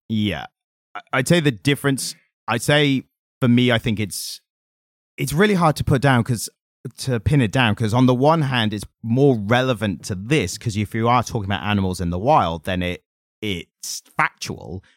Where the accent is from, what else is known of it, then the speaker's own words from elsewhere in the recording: United Kingdom; we're British